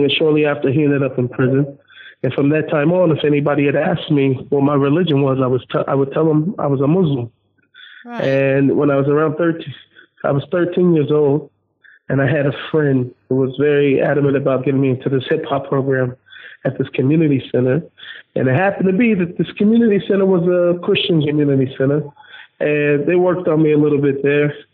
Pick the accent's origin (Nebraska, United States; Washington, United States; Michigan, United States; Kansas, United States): Washington, United States; Seattle; I was born in Seattle, Washington.